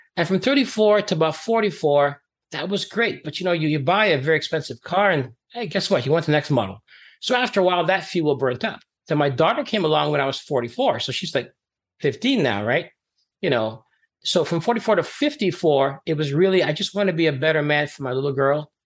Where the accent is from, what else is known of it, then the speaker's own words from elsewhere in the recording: Canada; also born or lived in Trinidad and Tobago; I grew up as an immigrant in Canada. I came from Trinidad and Tobago back in the 70s